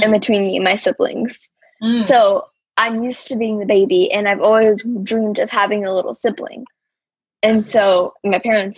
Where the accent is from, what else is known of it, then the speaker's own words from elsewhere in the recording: Arizona, United States; I'm from Arizona. I live in Arizona